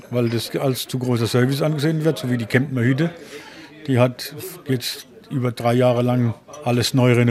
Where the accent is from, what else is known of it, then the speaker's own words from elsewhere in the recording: Poland; now in Germany; Das hat mich hier vor 25 Jahren halt hierher gezogen. Das hat mir gefallen, weil ich komme halt aus Polen. Und ich habe mich verliebt halt in Allgäu.